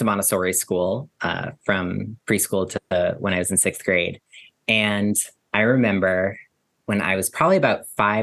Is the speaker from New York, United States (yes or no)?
yes; New York City, New York, United States; I grew up in New York City. I spend most of my time in New York City